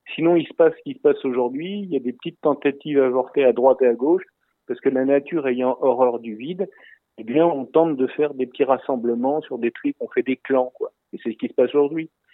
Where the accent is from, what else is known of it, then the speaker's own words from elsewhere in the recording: France; je parle moi en tant que Français en France